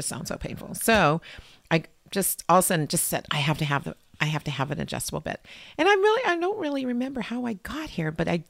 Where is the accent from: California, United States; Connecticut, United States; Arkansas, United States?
California, United States; Lynwood; I was born in Linwood, which is a city next to Compton at St. Francis Hospital.